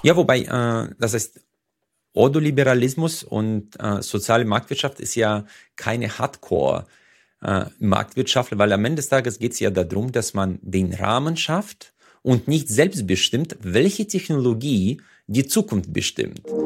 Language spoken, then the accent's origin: German; Uzbekistan; also born or lived in Freiburg; now in Germany; Usbekistan, wo ich herkomme